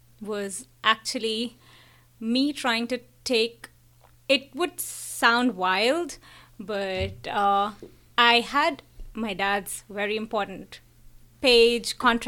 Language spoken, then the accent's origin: English; Kolkata, West Bengal, India; moved away; I'm from Calcutta, and I've done my schooling, learned a lot of art from the amazing teachers there.